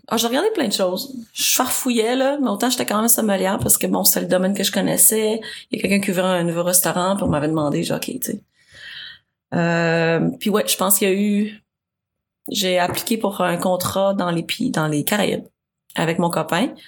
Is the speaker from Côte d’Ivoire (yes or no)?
no; Saint-Jérôme, Quebec, Canada; now in Montreal, Canada; j'ai grandi à Saint-Jérôme. je suis une fille du de la rive nord